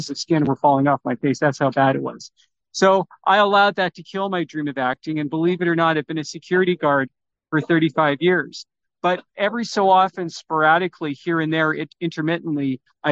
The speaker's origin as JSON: {"language": "English", "town": "Vancouver", "region": "British Columbia", "country": "Canada", "tie": "born or raised there", "also_born_or_lived": "Toronto", "said": "I was born in Toronto, but came to Vancouver in 1969."}